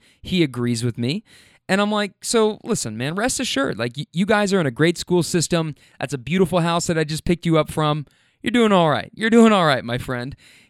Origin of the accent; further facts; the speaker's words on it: Minnesota, United States; you know, but we're from Minnesota, 700 miles away.